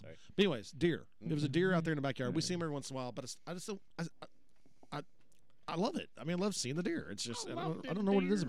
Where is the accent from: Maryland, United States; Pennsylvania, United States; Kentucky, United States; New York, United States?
Kentucky, United States; Louisville; when growing up in Louisville, you never saw deer.